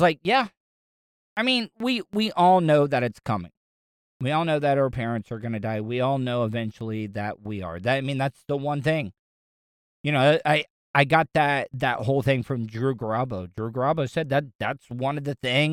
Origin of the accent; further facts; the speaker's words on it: the South, United States; I grew up in the South